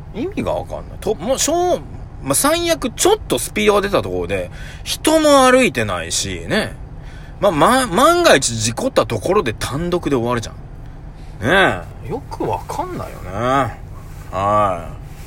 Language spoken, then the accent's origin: Japanese; Nagoya, Aichi, Japan; 僕も名古屋人なんでね